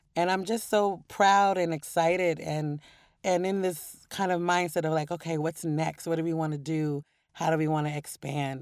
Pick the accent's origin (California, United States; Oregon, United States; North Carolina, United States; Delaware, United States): Oregon, United States; Portland; moved away; also born or lived in New York; growing up in Portland and loving poetry as a kid